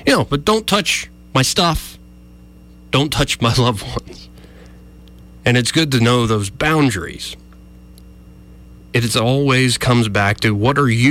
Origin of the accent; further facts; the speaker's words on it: Montgomery, Alabama, United States; I was raised here in Montgomery from preschool all the way through high school